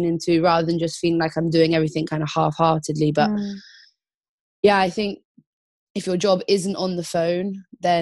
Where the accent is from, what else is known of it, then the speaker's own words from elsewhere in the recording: Croyde, South West England, United Kingdom; I grew up in North Devon in a little town called Croyd, where I learned to surf.